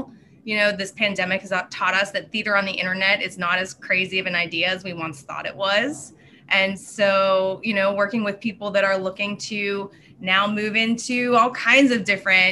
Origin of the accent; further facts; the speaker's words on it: Pittsburgh, Pennsylvania, United States; moved away as an adult; also born or lived in New York; I grew up in Pittsburgh